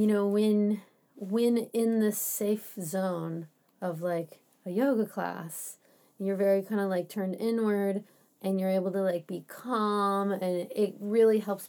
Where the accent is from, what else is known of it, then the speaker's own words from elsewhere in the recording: Florida, United States; moved away as an adult; now in Bay Area, United States; I'm from Florida